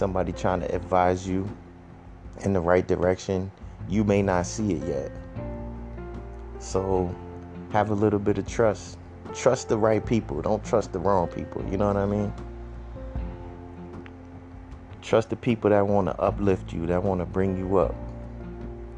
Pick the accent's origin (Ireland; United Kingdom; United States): United States; Boston, Massachusetts; now in Brockton, United States; Still repping for the Bean, because I grew up there. I grew up in the Mattapan and the Hyde Park and Roxbury.